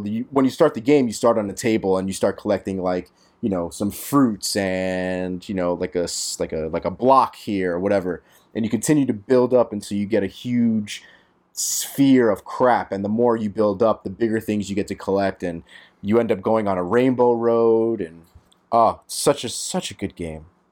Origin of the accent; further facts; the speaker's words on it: New York City, New York, United States; As a New Yorker